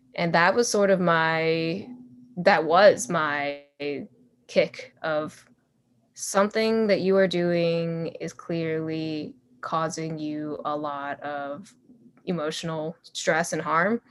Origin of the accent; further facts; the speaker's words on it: United States; grew up in the U S, so, yeah, technically, I'm not really, I'm American.